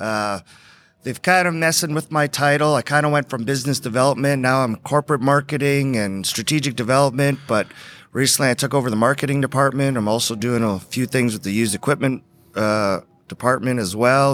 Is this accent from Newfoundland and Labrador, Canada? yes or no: no; Edmonton, Alberta, Canada; now in Texas, United States; I grew up on a farm in, uh, northeast, uh, uh, Alberta, just outside of Edmonton, Alberta